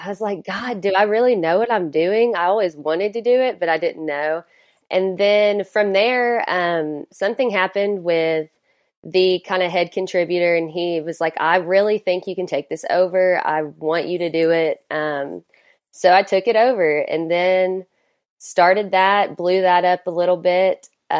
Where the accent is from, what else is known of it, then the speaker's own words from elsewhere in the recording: Oak Ridge, Tennessee, United States; also born or lived in Knoxville / Hawaii; So I was born in Knoxville, but I moved around a lot, especially growing up. So I actually lived in Hawaii two separate times growing up. And then, when we moved back the second time, I went to Oak Ridge, graduated from Oak Ridge High School.